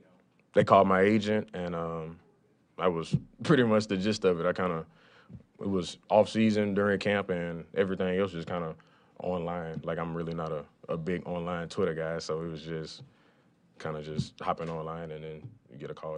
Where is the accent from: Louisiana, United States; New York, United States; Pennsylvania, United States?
Louisiana, United States; Lafayette; I grew up in Lafayette, Louisiana.